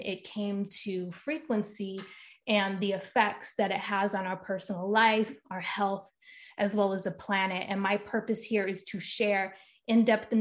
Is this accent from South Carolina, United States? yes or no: no; Rhode Island, United States; moved away as an adult; now in California, United States; I'm from Rhode Island originally.